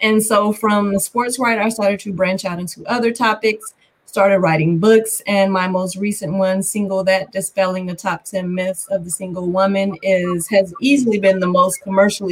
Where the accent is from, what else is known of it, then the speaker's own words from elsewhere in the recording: Gary, Indiana, United States; I grew up in Gary and I went to school at Valparaiso University